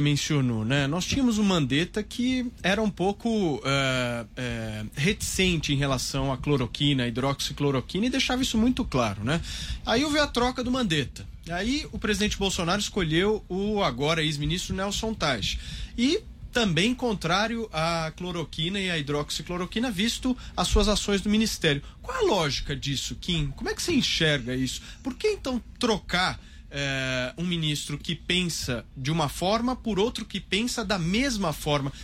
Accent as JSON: {"language": "Portuguese", "country": "Brazil", "said": "eu como brasileiro"}